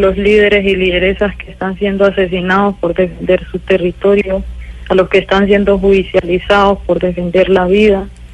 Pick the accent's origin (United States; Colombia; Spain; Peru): Colombia; Suárez, Cauca; Yo nací en una vereda que se llama Yolombó, se hace parte del corregimiento de La Toma, que ahora se ha constituido en Consejo Comunitario en el municipio de Suárez, Cauca.